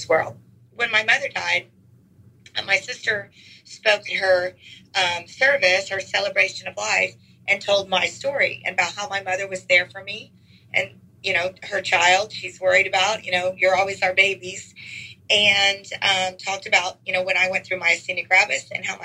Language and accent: English; Houston, Texas, United States; also born or lived in College Station, Texas; now in Dallas area, United States; I am the most proud native Texan. I was born in Houston, went to College Station for a few years, back to Houston to teach, and now I've been in this Dallas area for 31 years